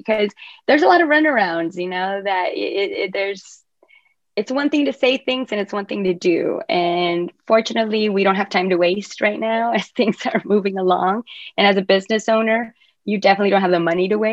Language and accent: English; Rio Grande Valley, South Texas, United States; also born or lived in Mexico / Asia; South Texas, that's where I'm from the Rio Grande Valley